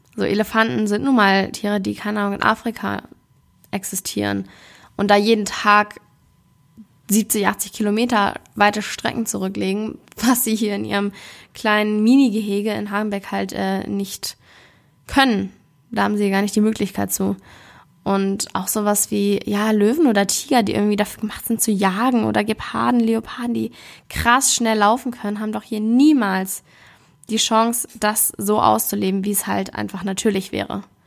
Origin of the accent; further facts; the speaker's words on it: Hamburg, Germany; Ich komme ja aus Hamburg ursprünglich.